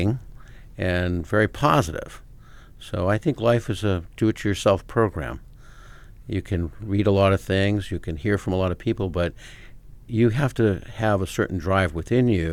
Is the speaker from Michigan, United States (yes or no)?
no; Chelsea, Massachusetts, United States; I actually grew up just north of Boston, on the other side of the Mystic River, in a little hamlet called Chelsea, Mass